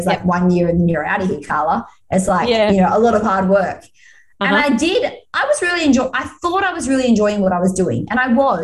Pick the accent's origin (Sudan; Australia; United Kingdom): Australia; I had to come home to Australia.